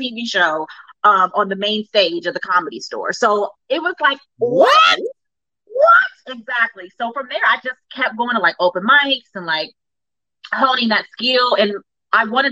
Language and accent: English; Cincinnati, Ohio, United States; moved away as an adult; now in Los Angeles, United States; growing up in Cincinnati